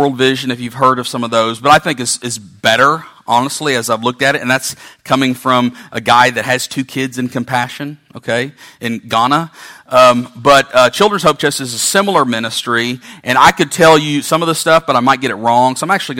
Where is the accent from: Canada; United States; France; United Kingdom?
United States; California; moved away; I'm from California